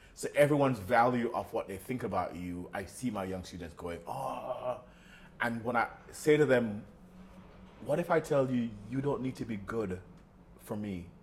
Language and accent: English; Jamaica; moved away as an adult; also born or lived in New York / London; being Jamaican, being from that side of the world